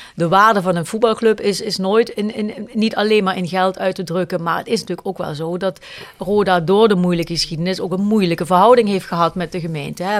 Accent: Kerkrade, Limburg, Netherlands; moved away as an adult; also born or lived in Zaltbommel / Beesel-Reuver; mijn man en ik zijn allebei van kerkraden, maar we spreken geen dialect met elkaar.

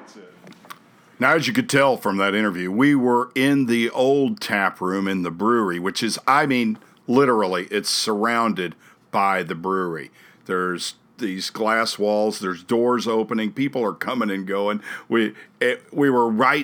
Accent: Jefferson City, Missouri, United States; I'm from Jefferson City

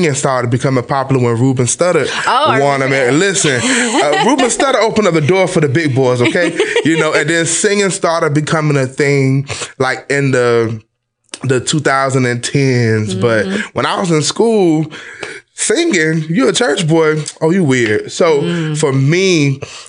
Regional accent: Lakeland, Florida, United States; I'm from Lakeland, Florida, Polk County

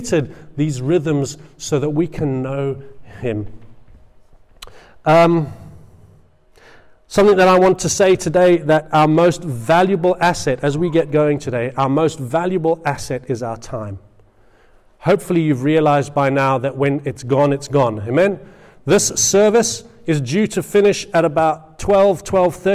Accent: England, United Kingdom; I'm an Englishman, and I am

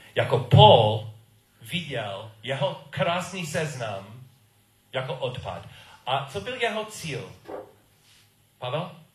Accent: United States; Czech is a second language; moved away; jsem Američan a byl jsem v Americe a moje rodiči taky

